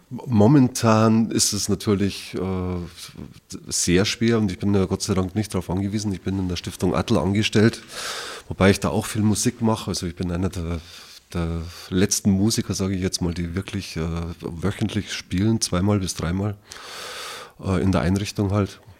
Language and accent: German; Wasserburg, Bavaria, Germany; Ich bin in Wasserburg geboren tatsächlich und war dann aber von 2000 bis 2017 ein bisschen im Exil, kann man sagen. Also habe nicht in Wasserburg gewohnt. Vorher die meiste Zeit schon. Und ja, also Wasserburg ist meine Stadt, auf jeden Fall.